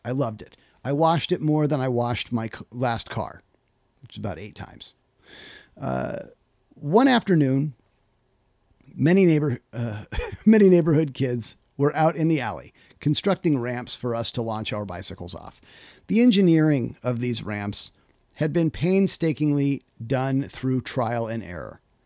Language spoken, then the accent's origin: English; Kittitas, Washington, United States; I grew up in Kittitas, Washington